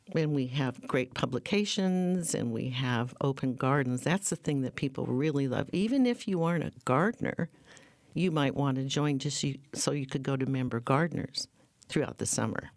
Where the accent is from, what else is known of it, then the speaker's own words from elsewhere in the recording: North Dakota, United States; moved away as an adult; now in Portland, United States; I was born and raised in North Dakota